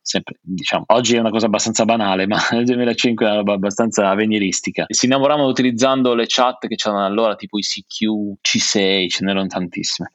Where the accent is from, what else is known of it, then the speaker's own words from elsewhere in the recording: Taranto, Apulia, Italy; moved away as an adult; now in Milan, Italy; io nasco in una terra abbastanza difficile, no? Nasco a Taranto, una città dove non c'era molta scelta